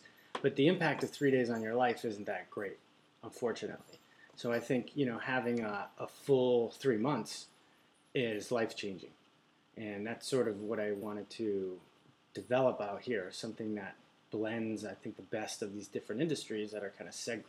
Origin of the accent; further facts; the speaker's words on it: Amherst, Massachusetts, United States; moved away; also born or lived in San Diego, California; Amherst, Mass, Western Mass.